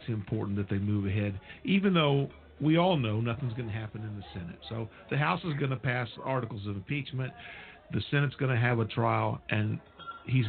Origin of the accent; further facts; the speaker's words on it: United States; as an American